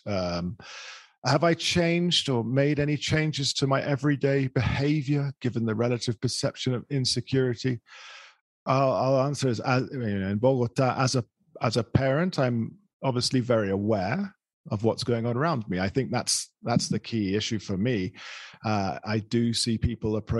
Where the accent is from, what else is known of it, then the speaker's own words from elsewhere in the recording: England, United Kingdom; now in Colombia; I'm from England, I'm British